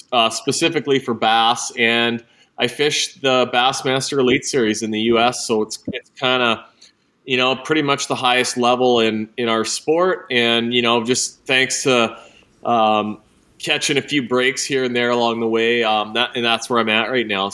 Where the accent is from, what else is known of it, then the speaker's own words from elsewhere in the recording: Kenora, Ontario, Canada; From Lake of the Woods, Kenora, Ontario, and, grew up fishing, had access to a boat as a little kid.